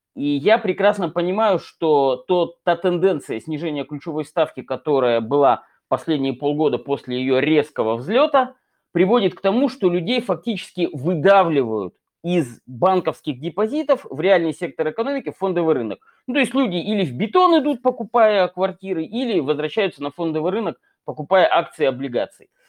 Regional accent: Chelyabinsk, Chelyabinsk Oblast, Russia; из моего родного города, Челябинска

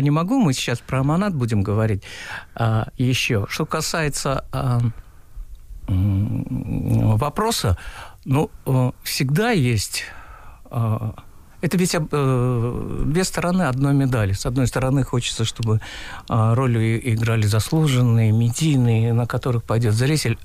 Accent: Uzbekistan; moved away as an adult; also born or lived in Tashkent; now in Russia; Я узбек. Я э, больше 30 лет живу в России

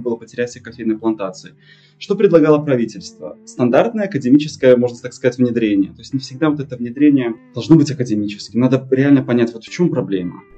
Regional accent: Belarus; moved away as an adult; now in United States; Мой отец из России, но я в России был только дважды. Я из Беларуси

